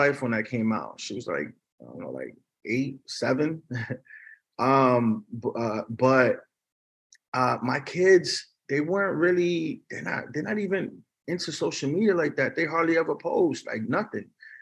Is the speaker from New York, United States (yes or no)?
yes; New York, United States; also born or lived in Miami / Davie, Florida; now in Los Angeles, United States; I'm from New York